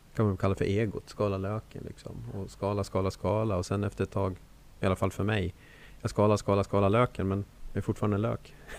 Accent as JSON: {"language": "Swedish", "town": "Borlänge", "region": "Dalarna County", "country": "Sweden", "said": "som de säger hemma i Borlänge"}